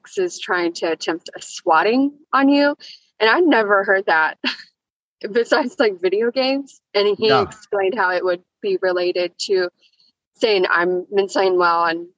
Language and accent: English; Houston, Texas, United States; also born or lived in Amarillo, Texas; I was born in Amarillo. I grew up down here, Houston